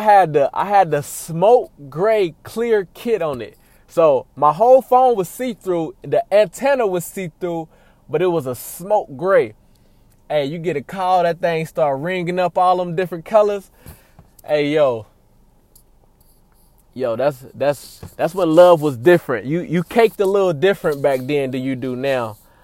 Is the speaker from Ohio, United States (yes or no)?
yes; Cincinnati, Ohio, United States; That's where I'm born and raised, man. Shout out Cincy. I was born and raised in Cincinnati, Ohio.